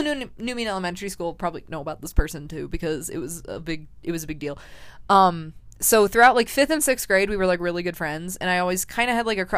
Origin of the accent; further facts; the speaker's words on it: Colorado, United States; also born or lived in Florida; I moved from Florida to Colorado after fourth grade. So I got here right at the start of fifth grade